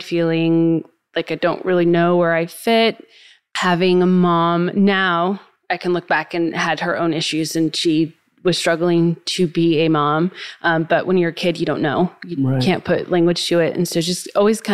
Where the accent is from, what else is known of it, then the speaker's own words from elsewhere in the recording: Fairfield, California, United States; moved away as an adult; also born or lived in Nashville; Born and raised in California, the less exciting part of California